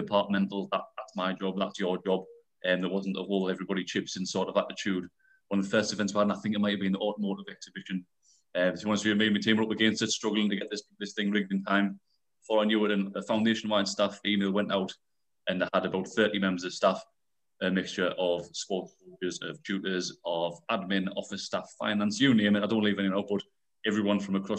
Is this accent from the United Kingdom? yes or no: yes; United Kingdom; I'm a local lad. I was brought up in Rogue, about 5 minutes walk from the Beacon itself